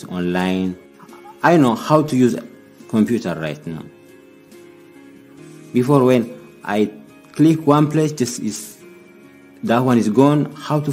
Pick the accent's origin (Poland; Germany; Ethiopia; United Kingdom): Ethiopia; English is a second language; moved away as an adult; now in United States; I am from Ethiopia. I came in the United States December 17, 2010. Before I came here, I didn't speak English.